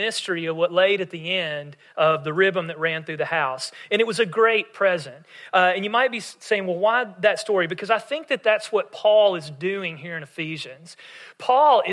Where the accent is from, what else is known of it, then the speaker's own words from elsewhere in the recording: West Tennessee, United States; we would stay at my mom's parents in my hometown in West Tennessee